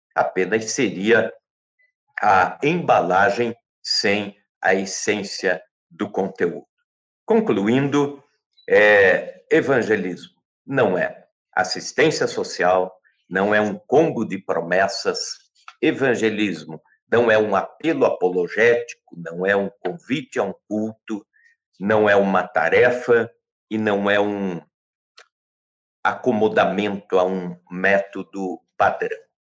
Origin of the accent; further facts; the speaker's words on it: Brazil; somos brasileiros